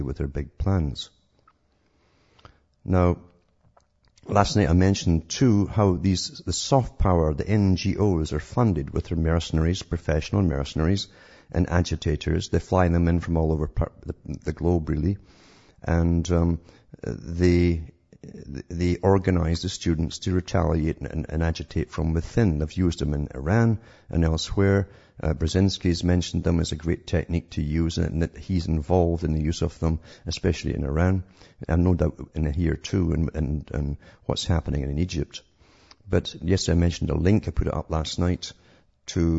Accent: United Kingdom; growing up in Britain during the supposed Cold War

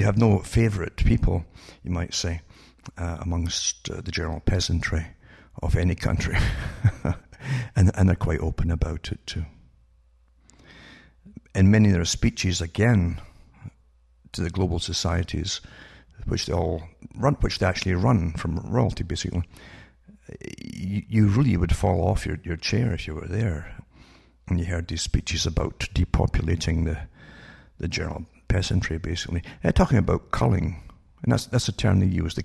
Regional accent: United Kingdom; I grew up in Britain

